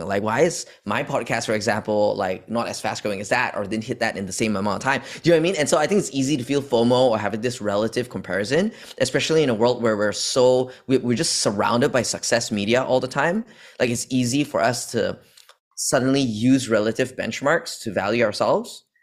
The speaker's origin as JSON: {"language": "English", "country": "Malaysia", "tie": "born or raised there", "also_born_or_lived": "Australia / United States", "moved": "as an adult", "said": "I was born in Malaysia. And I've spent entire, my entire upbringing over here up until only college"}